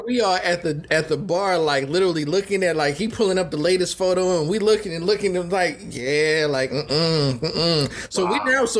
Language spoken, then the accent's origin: English; Oakland, California, United States; I'm from Oakland.